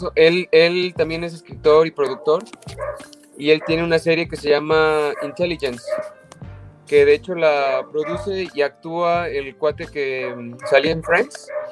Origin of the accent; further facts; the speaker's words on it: Mexico; moved away as an adult; also born or lived in London, United Kingdom; yo soy mexicano